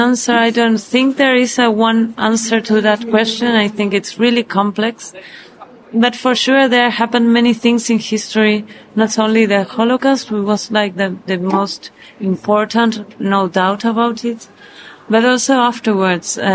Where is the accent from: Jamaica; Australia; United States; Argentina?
Argentina; Buenos Aires; we're Jewish from Buenos Aires